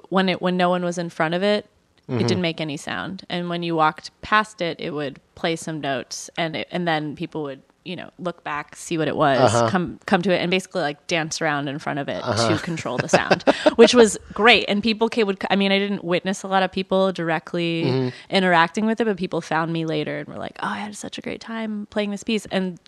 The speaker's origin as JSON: {"language": "English", "town": "Washington", "region": "District of Columbia", "country": "United States", "tie": "born or raised there", "also_born_or_lived": "Olympia, Washington / Indonesia / Austin, Texas / Baltimore, Maryland", "moved": "as an adult", "said": "D.C. where I grew up"}